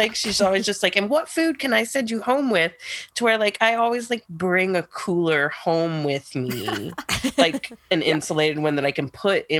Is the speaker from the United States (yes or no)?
yes; Nashville, Tennessee, United States; moved away; as a Southern refugee, because I grew up in Nashville.